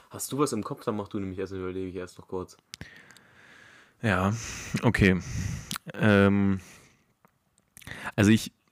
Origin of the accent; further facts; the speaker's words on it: Bavaria, Germany; born there; aber ich wurde ja in Bayern geboren, habe deswegen so eine gewisse Verbundenheit zu den Bergen